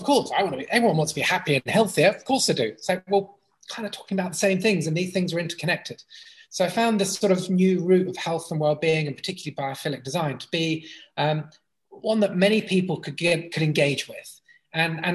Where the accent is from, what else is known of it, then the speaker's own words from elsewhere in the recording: Brighton, South East England, United Kingdom; I grew up in Brighton, playing on the beach and running wild in the countryside